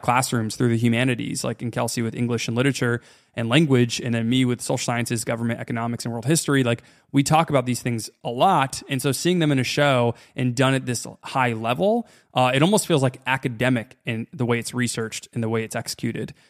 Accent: United States

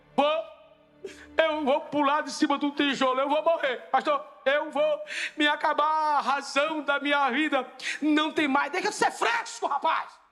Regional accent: Rio Grande do Norte, Brazil; lá no Rio Grande do Norte, na tromba do elefante, o lugar mais alto do Rio Grande do Norte, lá na minha cidade

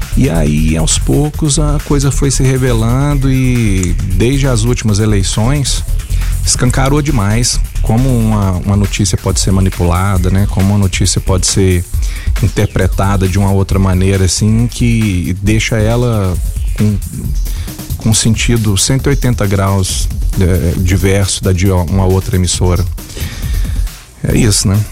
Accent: Goiás, Brazil; se eu sou goiano

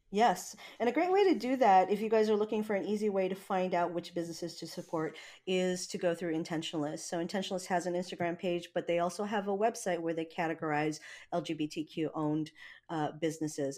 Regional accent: Hawaii, United States; now in Washington, United States; I'm not from here, you know, I mean, I'm from Hawaii

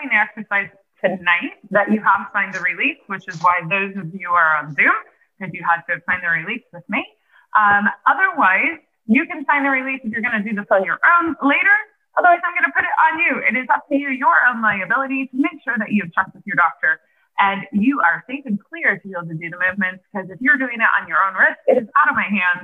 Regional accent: Nebraska, United States; now in Pennsylvania, United States; I'm originally from Nebraska and I'm actually moving back to Nebraska in a month

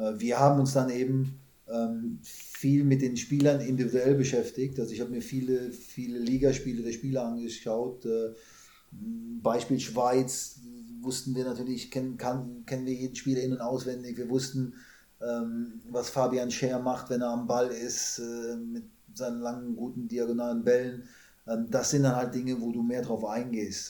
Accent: Germany; moved away as an adult; also born or lived in Canada / China; als Deutscher

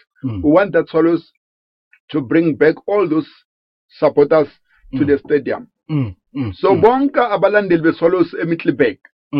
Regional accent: Bushbuckridge, Mpumalanga, South Africa; now in Middelburg, South Africa; Originally I'm from Bushbuck Ridge, by working like Middelburg.

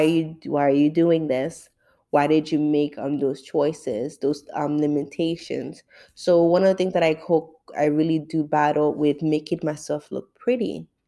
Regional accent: St. Martin; now in Florida, United States; My parents are born in Haiti. I grew up in St. Martin. I live in Florida.

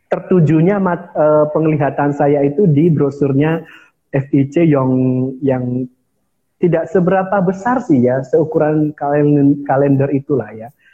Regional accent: Nias, North Sumatra, Indonesia; saya berasal dari Nias, Sumatera Utara.

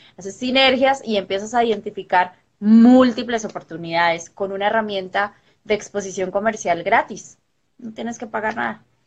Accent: Colombia; yo de Colombia

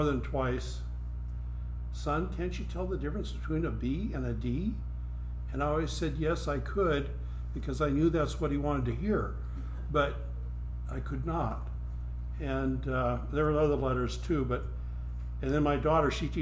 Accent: Pollock, South Dakota, United States; also born or lived in Bismarck, North Dakota; I was born in Bismarck, North Dakota, but except for the time in the hospital, I never lived in North Dakota. I lived in Pollock, South Dakota

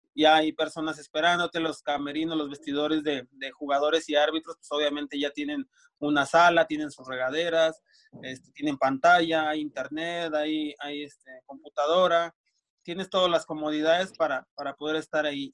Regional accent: Durango, Mexico; also born or lived in Morelia, Michoacán; me fui para, de, aquí de Durango, me fui a, Morelia, Michoacán

